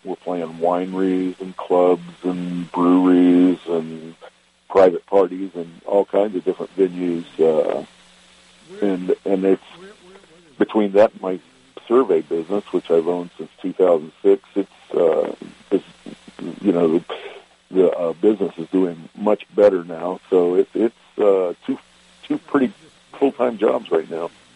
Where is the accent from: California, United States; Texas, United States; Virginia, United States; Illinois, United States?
Virginia, United States; Richmond; also born or lived in Wytheville, Virginia; now in Eugene, United States; I remember growing up in Richmond